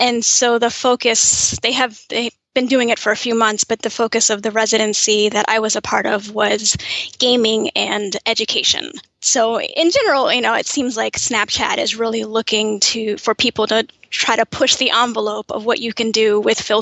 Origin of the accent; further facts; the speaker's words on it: New York, United States; moved away as an adult; also born or lived in Kansas; now in New Jersey, United States; I grew up in New York. My family is from Kansas. I was technically born in Kansas, but from about 6 months on, I'm a diehard New Yorker and have lived there up until about 8 years ago.